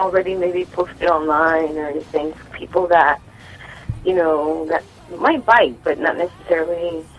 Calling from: Inglewood, California, United States

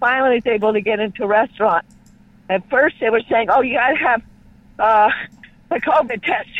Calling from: California, United States; I'm calling from California.

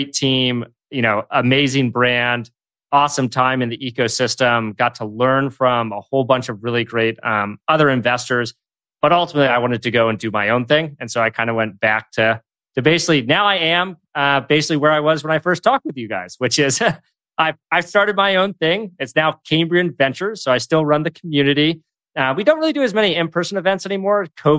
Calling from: San Francisco, California, United States; I'm calling in from the Presidio in San Francisco, which is where I call in from most every day. Basically, I work from here and live here too.

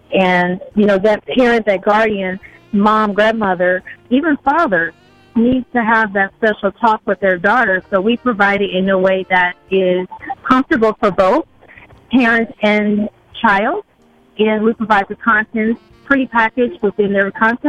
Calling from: Irvine, California, United States; I am calling from the beautiful city of Irvine, California.

